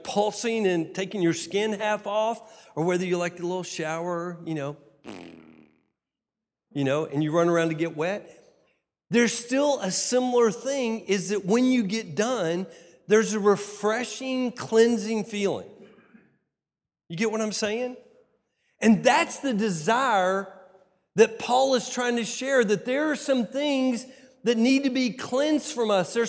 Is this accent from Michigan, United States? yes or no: no; Texas, United States; I'm from Texas.